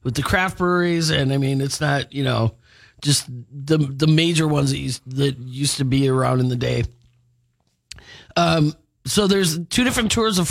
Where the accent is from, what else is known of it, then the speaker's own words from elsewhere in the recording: Milwaukee, Wisconsin, United States; I grew up in Milwaukee